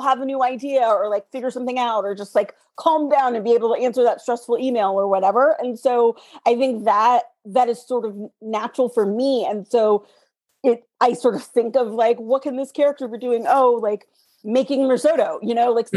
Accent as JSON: {"language": "English", "country": "United States", "tie": "born or raised there", "said": "growing up in America as a girl"}